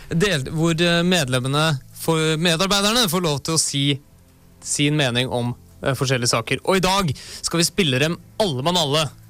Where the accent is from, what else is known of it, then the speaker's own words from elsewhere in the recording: Oslo, Norway; født og oppvokst på Oslos bedre side